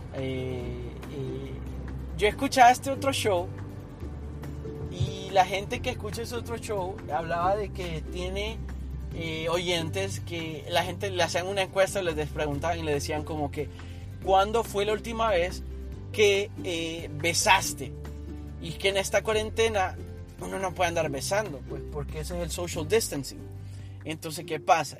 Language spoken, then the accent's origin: Spanish; Honduras; moved away; yo hablo de Honduras porque es mi país de origen